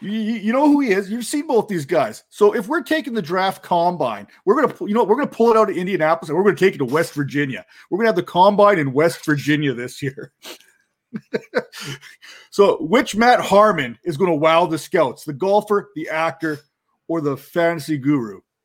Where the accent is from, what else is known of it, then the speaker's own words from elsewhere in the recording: Canada; I'm Canadian